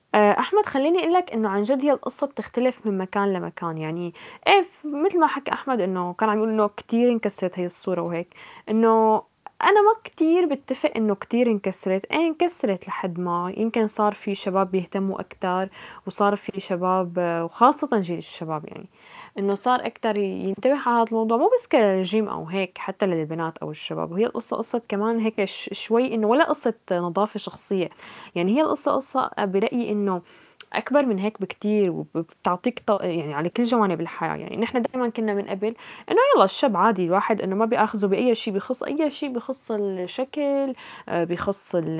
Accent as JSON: {"language": "Arabic", "country": "Syria", "moved": "yes", "said": "نحن آه، كأشخاص كسوريين"}